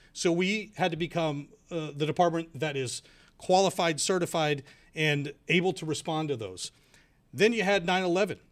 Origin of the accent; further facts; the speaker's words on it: Houston, Texas, United States; I'm from born and raised in Houston